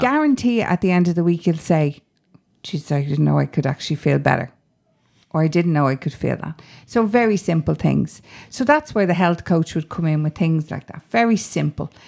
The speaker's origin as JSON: {"language": "English", "town": "Dublin", "region": "Leinster", "country": "Ireland", "tie": "born or raised there", "said": "I grew up on Grand Canal Street up the road there"}